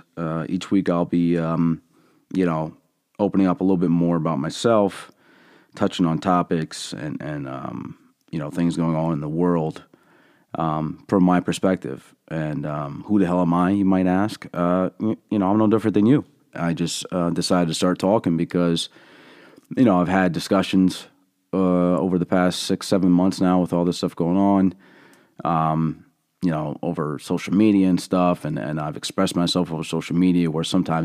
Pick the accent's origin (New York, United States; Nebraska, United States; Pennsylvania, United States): Pennsylvania, United States; Allentown; I was born and raised in Allentown, PA, and, you know, I have been given a set of lenses, that are pretty unique, I think.